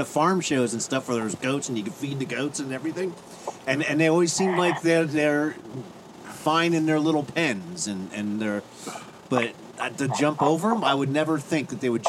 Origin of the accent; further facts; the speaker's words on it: Pennsylvania, United States; now in Florida, United States; I'm from Pennsylvania, so I grew up with Philly cheesesteaks.